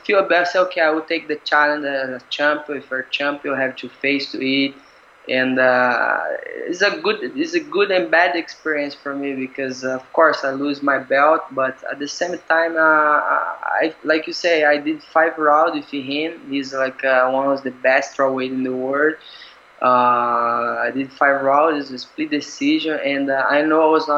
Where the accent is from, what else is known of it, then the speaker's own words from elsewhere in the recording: Brazil; now in Singapore; I'm Brazilian, right? I'm from Brazil, but I feel like Singapore is my home now